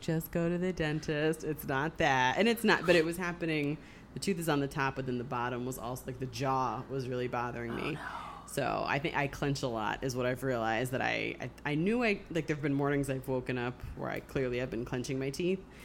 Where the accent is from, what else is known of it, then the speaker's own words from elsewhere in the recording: Springfield, Massachusetts, United States; moved away; I grew up mostly in Springfield, Massachusetts, which was it's a, it's a decent sized city.